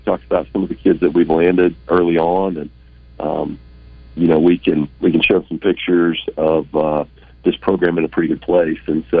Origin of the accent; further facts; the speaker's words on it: Kansas, United States; now in Arkansas, United States; I'm a Chiefs guy. You know, I grew up in Kansas.